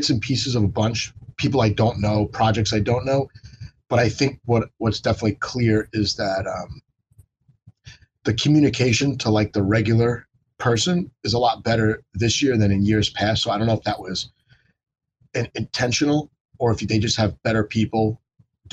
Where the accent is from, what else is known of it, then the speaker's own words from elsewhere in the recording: United States; as an American